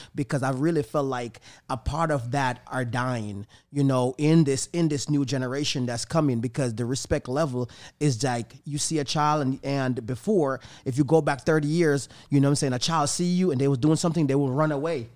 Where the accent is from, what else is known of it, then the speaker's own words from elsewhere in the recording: Jamaica; now in Tampa, United States; the place where I'm from, Jamaica